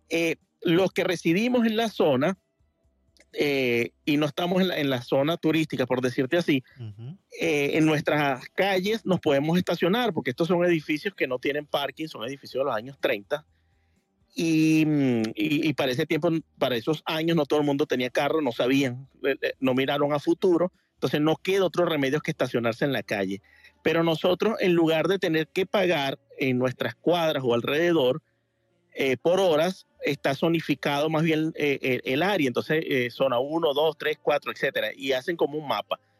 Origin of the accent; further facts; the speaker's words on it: Venezuela; now in Miami, United States; yo vengo de Venezuela y en Venezuela toda cualquier parte de la calle que te pare es totalmente gratis.